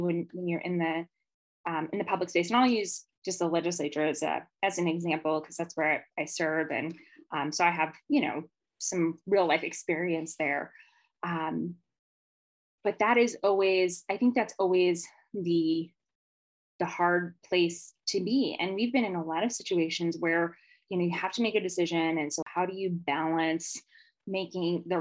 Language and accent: English; Las Vegas, Nevada, United States; I grew up here in Vegas.